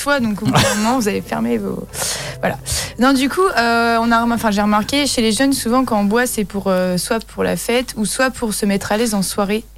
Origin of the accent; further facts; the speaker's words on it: Brittany, France; on est breton